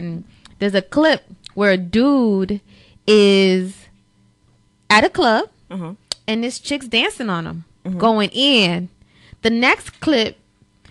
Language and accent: English; Overtown, Florida, United States; first language Spanish; English is a second language; we lived in Overtown. So I will never forget the school she put me in when I was in Overtown.